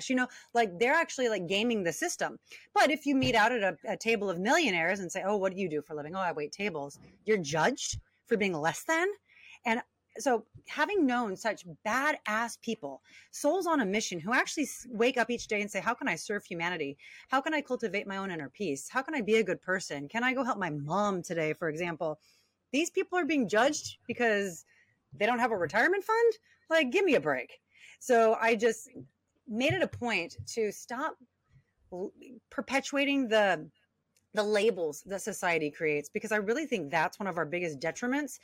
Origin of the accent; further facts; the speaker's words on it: Long Beach, California, United States; born and raised in Long Beach, California